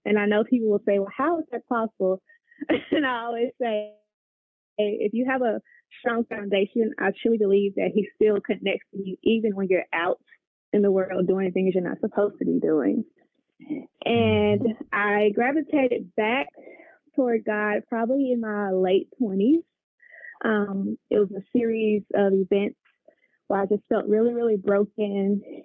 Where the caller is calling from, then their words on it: Memphis, Tennessee, United States; I am currently calling in from Memphis, Tennessee